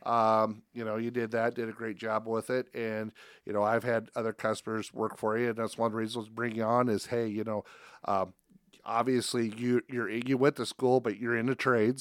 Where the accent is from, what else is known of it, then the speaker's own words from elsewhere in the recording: Spencer, Iowa, United States; now in Council Bluffs, United States; I'm not originally from here. I'm from Northwest Iowa, from Spencer